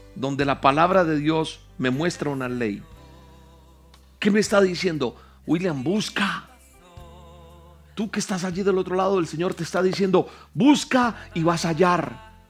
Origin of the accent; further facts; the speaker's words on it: Colombia; Bendigo mi tierra, Colombia.